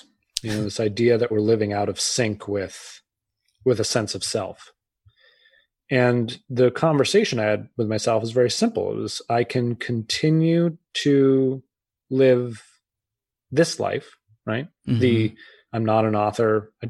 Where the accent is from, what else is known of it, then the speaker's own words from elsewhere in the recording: Massachusetts, United States; And I grew up outside of Boston. I had several family members go.